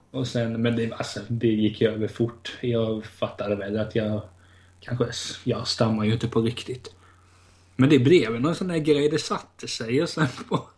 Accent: outside Hudiksvall, Gävleborg County, Sweden; i Vena då, där jag är uppväxt utanför Hundsvall

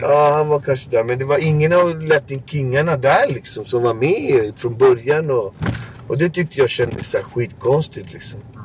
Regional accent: Botkyrka, Stockholm County, Sweden; min gata där jag kommer ifrån

